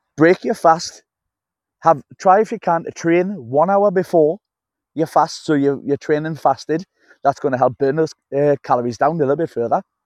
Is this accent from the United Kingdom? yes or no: yes; Newcastle upon Tyne, North East England, United Kingdom; I'm from Newcastle-upon-Tyne. That's where I'm from. Newcastle-upon-Tyne, the U K.